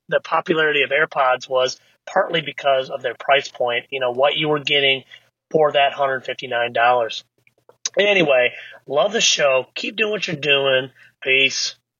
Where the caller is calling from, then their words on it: Michigan, United States; I'm calling you from Michigan